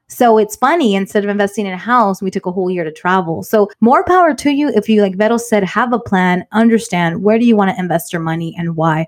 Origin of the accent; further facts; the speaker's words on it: Inglewood, California, United States; also born or lived in South Bay; I loved growing up in Inglewood